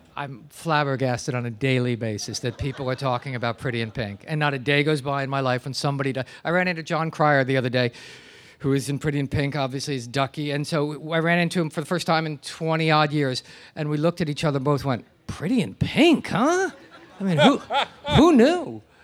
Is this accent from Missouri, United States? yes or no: no; New Jersey, United States; now in New York, United States; I grew up in New Jersey, and I've lived here for most of my life